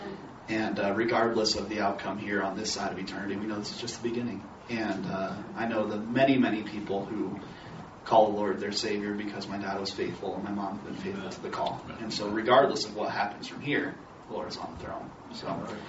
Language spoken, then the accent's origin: English; northern Indiana, United States; my dad is a pastor. I grew up in the Nazarene church as a PK. And we, in particular, were in northern Indiana in some small towns, rural areas